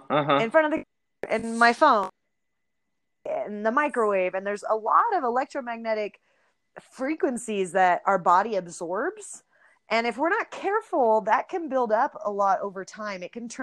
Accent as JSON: {"language": "English", "region": "California", "country": "United States", "tie": "born or raised there"}